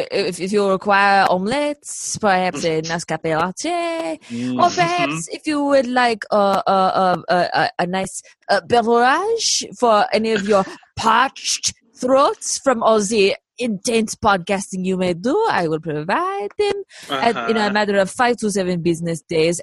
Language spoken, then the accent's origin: English; New Haven, Connecticut, United States; Oh, Connecticut.